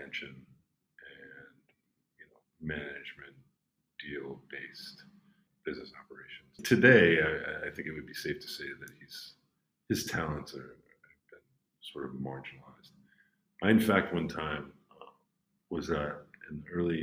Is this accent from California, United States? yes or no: no; Belmont, Massachusetts, United States; moved away as an adult; also born or lived in Cambridge, Massachusetts / Boston; now in New York, United States; I'm from Cambridge, Massachusetts, a small town next door called Belmont. And I spent my formative years skating and causing trouble in Harvard Square